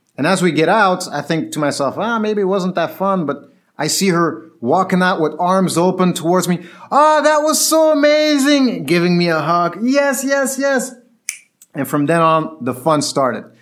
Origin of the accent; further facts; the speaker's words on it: Tunis, Tunis Governorate, Tunisia; moved away; I was growing up in Tunis, when I was younger, when I was nine or ten years old